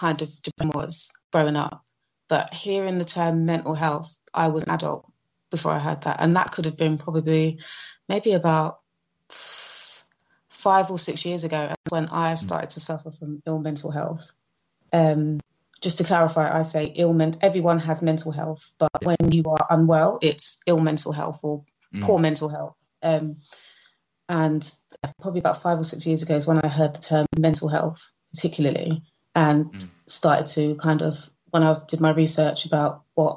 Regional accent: London, United Kingdom; I grew up in London, in Northwest London, born and bred.

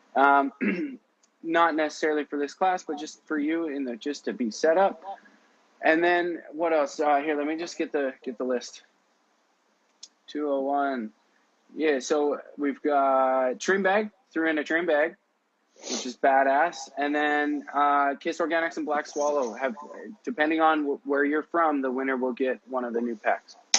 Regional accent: Canada; I'm Canadian

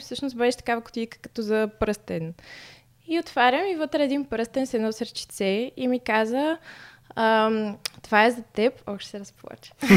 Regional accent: Stara Zagora, Stara Zagora Province, Bulgaria; moved away as an adult; now in Sofia, Bulgaria; аз съм от Стара Загора, като дойдох да уча в София

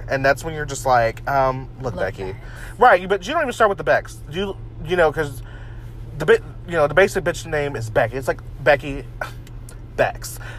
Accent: Canada; I only watch G-rated movies and don't drink pop. You know, and I'm from Canada.

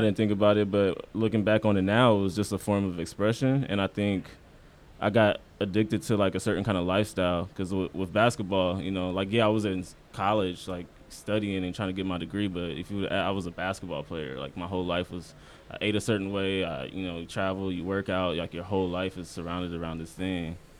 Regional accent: Omaha, Nebraska, United States; moved away as an adult; also born or lived in Iowa; now in New York, United States; I'm from Omaha, Nebraska.

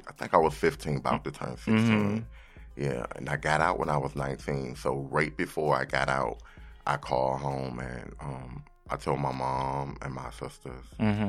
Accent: Newport News, Virginia, United States; moved away as an adult; now in New York, United States; You know, I'm a hip hop artist. I'm from... originally from Newport News, Virginia.

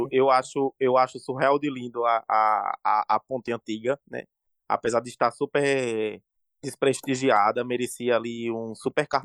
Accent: Natal, Rio Grande do Norte, Brazil; Satélite é um bairro peculiar. Um bairro onde eu nasci, onde eu cresci, onde eu moro até hoje.

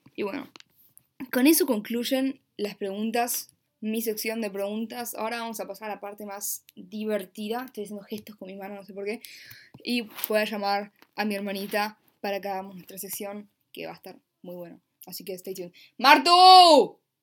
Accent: Buenos Aires, Argentina; Nací en una cama en un hospital en la ciudad autónoma de Buenos Aires, en Argentina

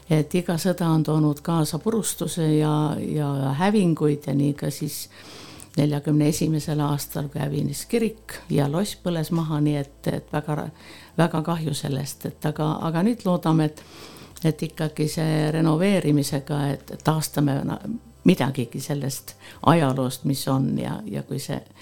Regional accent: Põltsamaa, Jõgeva County, Estonia; also born or lived in Tallinn; ma olen äh, sündinud äh, Rõstla külas ja mul on oma sünnikodu ja oma vanemad ja ma olen käinud ka Põltsamaa keskkoolis

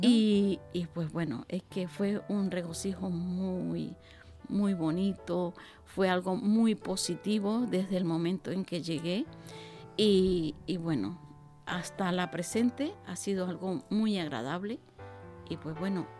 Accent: Venezuela; moved away as an adult; also born or lived in Basque Country; now in Bilbao, Spain; yo soy venezolana y estoy en el País Vasco

